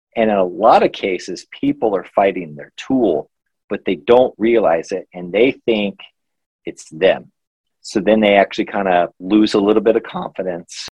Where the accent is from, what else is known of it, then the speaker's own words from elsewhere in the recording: Missouri, United States; moved away as an adult; also born or lived in New York City; I'm originally from Missouri, but 18 months ago, as I mentioned, I moved here from New York City because I lived there for two years.